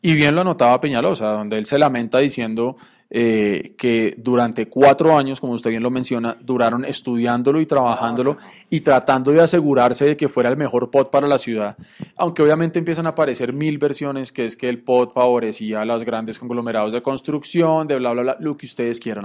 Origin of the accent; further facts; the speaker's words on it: Bogotá, Colombia; todos crecimos y nos acostumbramos a ir al Estadio del Campín, que quedan galerías, un punto muy central para los que vivimos en el norte, en el sur, occidente u oriente